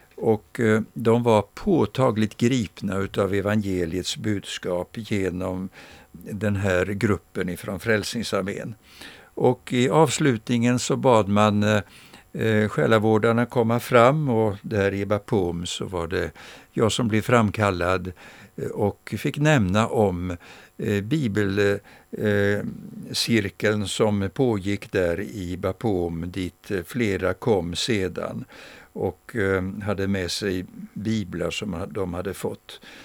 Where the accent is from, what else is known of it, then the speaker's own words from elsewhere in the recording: Växjö, Kronoberg County, Sweden; Jag minns min barndom här i Växjö